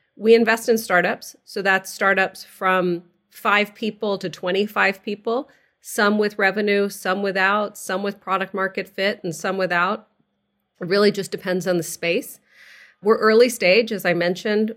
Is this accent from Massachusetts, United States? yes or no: yes; outside of Boston, Massachusetts, United States; moved away as an adult; also born or lived in California; I grew up outside of Boston. I, like you, I'm a child of Egyptian immigrants to the country